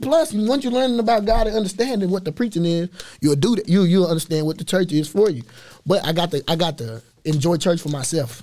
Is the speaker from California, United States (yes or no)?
no; Waco, Texas, United States; East Waco is just my, that's my fam, that's, that's where we grew up